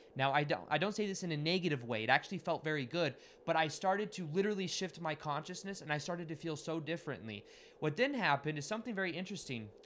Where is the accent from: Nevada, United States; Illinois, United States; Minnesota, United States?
Nevada, United States; Las Vegas; I'm from Las Vegas